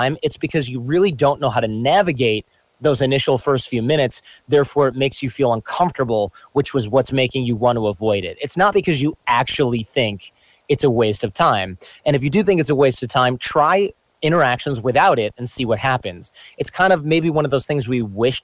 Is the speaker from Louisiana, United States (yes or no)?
no; Michigan, United States; born or raised there